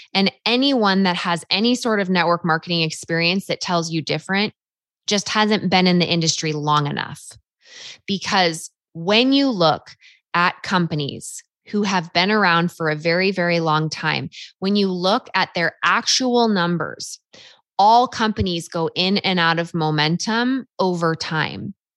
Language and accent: English; Half Moon Bay, California, United States; moved away as an adult; also born or lived in Rexburg, Idaho; my hometown, Half Moon Bay, California